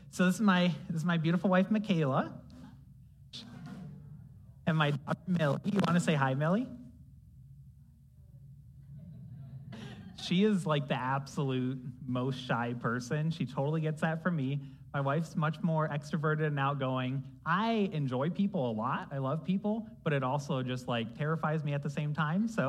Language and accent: English; Ohio, United States; also born or lived in Columbus, Ohio; we're all Americans, but we're also Ohioans